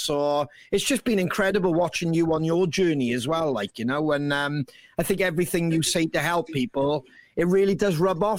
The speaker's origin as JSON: {"language": "English", "region": "Wales", "country": "United Kingdom", "said": "us being Welsh as well"}